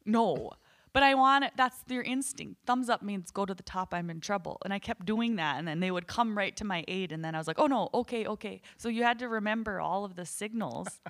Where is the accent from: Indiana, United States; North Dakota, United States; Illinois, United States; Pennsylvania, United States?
North Dakota, United States; we're from North Dakota